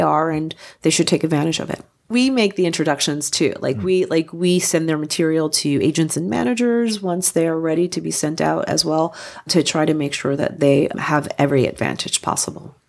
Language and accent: English; New Jersey, United States; moved away; I'm from New Jersey originally